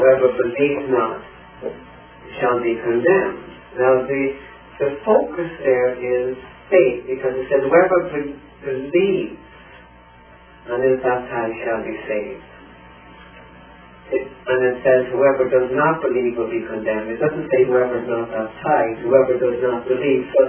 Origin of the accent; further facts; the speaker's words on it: Ireland; now in United States; my father was in that uprising, and my background is the old IRA.